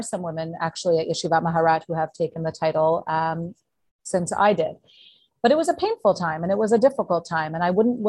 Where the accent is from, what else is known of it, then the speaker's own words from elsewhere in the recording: Canada; also born or lived in Montreal, Quebec / Ottawa, Ontario; So I grew up in Montreal and Ottawa